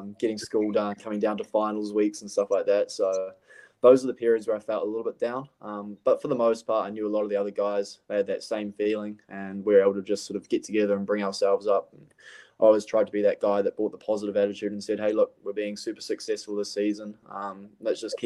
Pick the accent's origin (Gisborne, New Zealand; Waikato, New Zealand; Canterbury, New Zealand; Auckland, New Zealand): Auckland, New Zealand; moved away as an adult; my hometown club, Birkenhead United